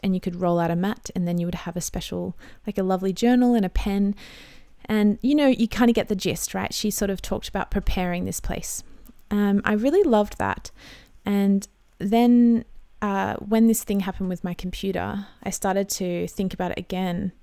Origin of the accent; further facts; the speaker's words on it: Australia; I'm an Aussie mum in my thirties